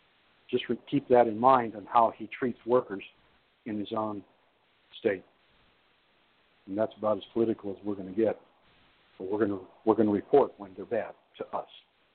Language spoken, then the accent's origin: English; Lordstown / Youngstown, Ohio, United States; Lordstown, my hometown